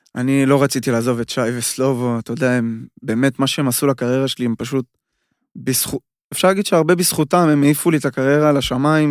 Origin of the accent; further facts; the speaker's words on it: Israel; moved away as an adult; now in Austria; אנחנו ישראלים